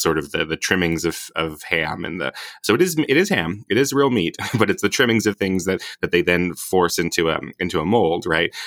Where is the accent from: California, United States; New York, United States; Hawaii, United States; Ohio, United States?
Hawaii, United States; moved away; I'm from Hawaii originally.